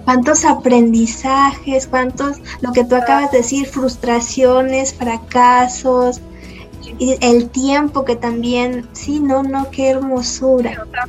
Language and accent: Spanish; Mexico; en México estamos en pañales